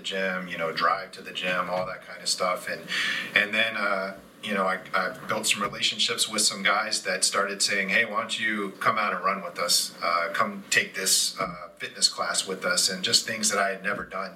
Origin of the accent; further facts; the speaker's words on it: Hampton, Virginia, United States; also born or lived in Newport News, Virginia; So between Hampton and Newport News, that's where I'm from